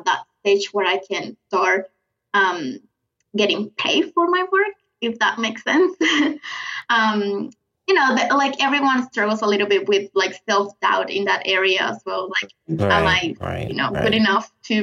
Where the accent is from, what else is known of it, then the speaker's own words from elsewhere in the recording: Venezuela; accent: South American; English is a second language; moved away as an adult; now in Brisbane, Australia; I'm from Venezuela in South America. I decided to move here with my boyfriend at the time, my husband now, 8 years ago